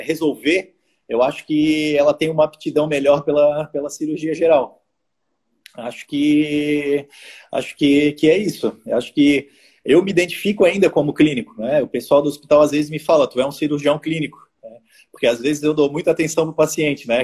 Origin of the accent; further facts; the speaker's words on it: Florianópolis, Santa Catarina, Brazil; eu quero morar em Florianópolis e eu sou de Florianópolis